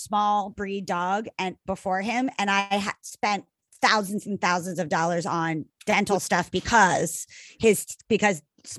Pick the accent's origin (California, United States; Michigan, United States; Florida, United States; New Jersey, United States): New Jersey, United States; I am from New Jersey